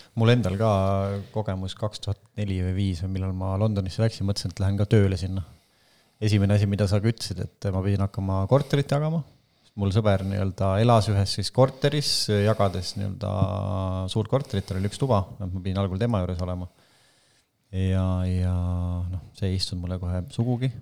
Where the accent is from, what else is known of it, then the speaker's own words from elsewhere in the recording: Estonia; moved away; ma olen Eestist pärit